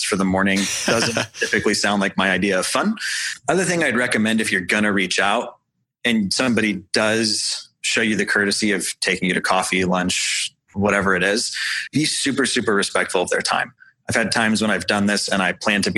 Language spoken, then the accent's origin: English; St. Louis, Missouri, United States; now in Indianapolis, United States; I was from St. Louis